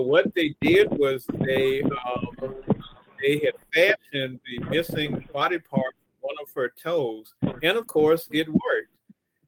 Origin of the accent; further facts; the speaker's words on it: Jacksonville, Florida, United States; that's my hometown on the map